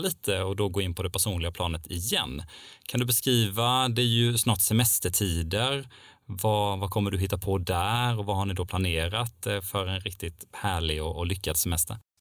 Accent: Älmhult, Kronoberg County, Sweden; jag kommer ju till och med från entreprenörsmäckat Älmhult

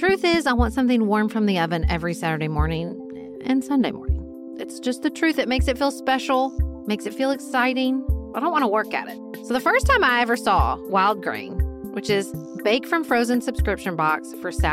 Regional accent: Paducah, Kentucky, United States; from my hometown of Paducah, Kentucky

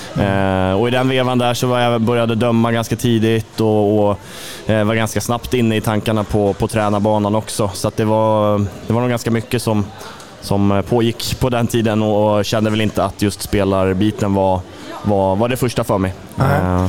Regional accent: Tumba, Stockholm County, Sweden; moved away as an adult; now in Karlskrona, Sweden; Jag är som sagt från södra Stockholm, ursprungligen från Tumba då, så jag har mina, mina första handbollsår i, i den fina eh, IFK Tumba-familjen

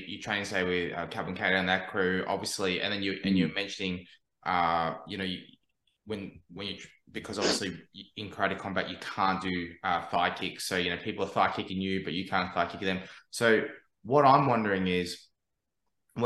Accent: Melbourne, Victoria, Australia; now in Brisbane, Australia; when I first moved to Brisbane, because I'm from Melbourne originally

